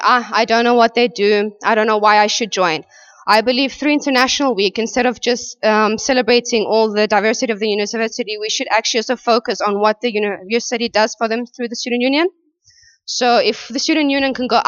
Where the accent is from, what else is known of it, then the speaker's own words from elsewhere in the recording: Cyprus; now in London, United Kingdom; I'm from Cyprus, so in the EU